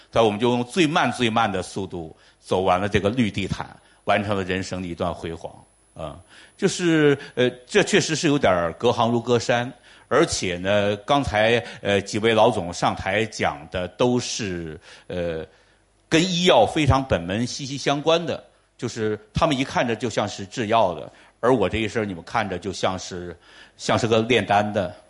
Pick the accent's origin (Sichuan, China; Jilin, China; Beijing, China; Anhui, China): Jilin, China; Changchun; 我就是长春人